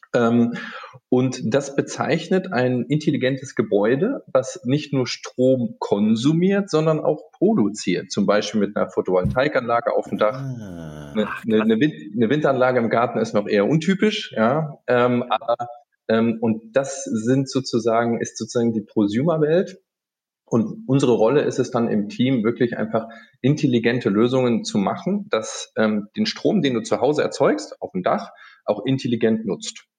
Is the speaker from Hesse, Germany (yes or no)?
yes; Frankfurt, Hesse, Germany; accent: Hessian; moved away as an adult; also born or lived in Aachen; grundsätzlich bin ich ein, ein Hessekind aus, aus Frankfurt, aus der Ecke. Das hört man immer an dem Gell, was ich manchmal an den Sätzen im, im Anhang dann sage